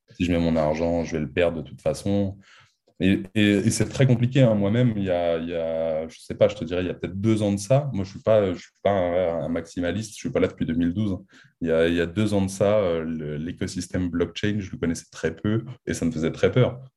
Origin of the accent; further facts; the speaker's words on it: France; on est français, on a toujours vécu en France, on a fait nos études en France.